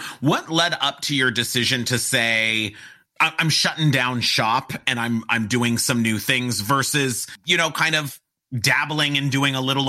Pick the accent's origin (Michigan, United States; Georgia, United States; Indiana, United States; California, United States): California, United States; Pasadena; did you know I'm from Pasadena?